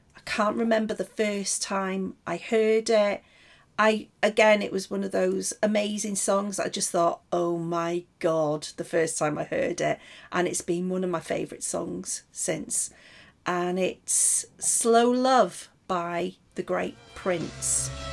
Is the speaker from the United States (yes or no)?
no; Welsh, Wales, United Kingdom; I'm Welsh as well